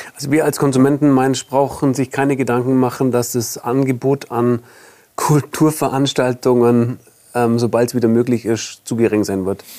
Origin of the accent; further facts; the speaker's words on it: Allgäu, Bavaria, Germany; als Allgäuer oder als Süddeutscher